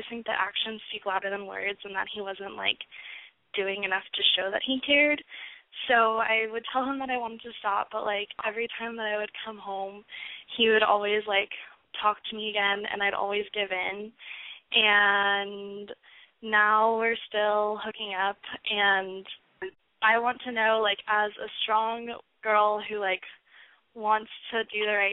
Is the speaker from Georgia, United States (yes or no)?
no; Orange County, California, United States; I'm from Orange County